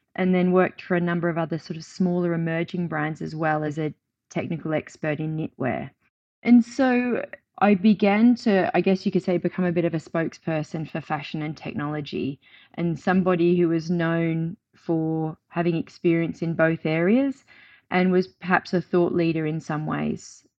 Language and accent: English; Australia; moved away as an adult; now in United Kingdom; I moved from my home country of Australia to the U K